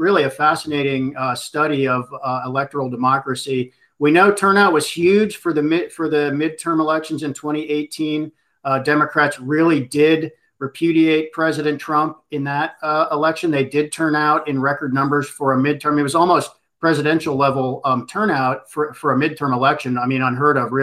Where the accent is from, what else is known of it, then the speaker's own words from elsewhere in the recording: Pittsburgh, Pennsylvania, United States; Pittsburgh, my hometown.